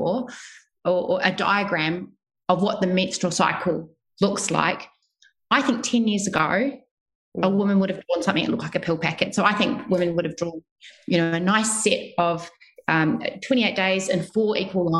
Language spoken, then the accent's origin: English; New Zealand; moved away as an adult; also born or lived in Melbourne, Australia; now in Sydney, Australia; I am originally from New Zealand